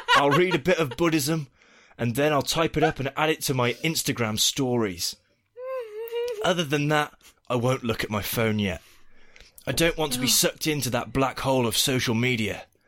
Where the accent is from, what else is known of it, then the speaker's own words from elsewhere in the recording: United Kingdom; now in United States; As a Brit and a parent living in America through this election cycle